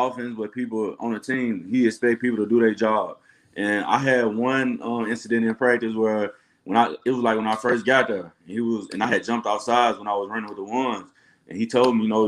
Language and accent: English; Clarksdale, Mississippi, United States; born or raised there; moved away as an adult; now in Green Bay, United States